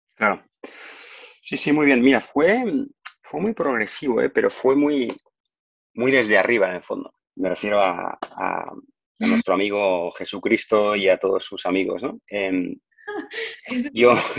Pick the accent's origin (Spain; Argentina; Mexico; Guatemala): Spain; Barcelona, Catalonia; also born or lived in Madrid; yo soy de Barcelona